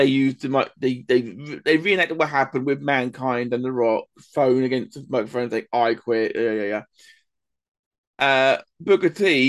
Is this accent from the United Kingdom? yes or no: yes; England, United Kingdom; being English ourselves